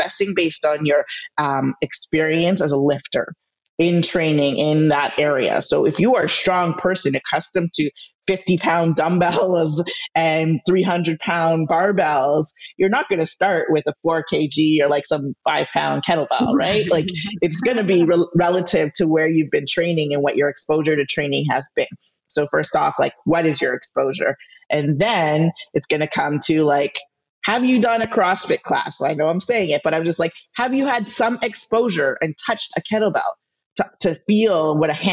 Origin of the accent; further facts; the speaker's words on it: Canada; I'm Canadian.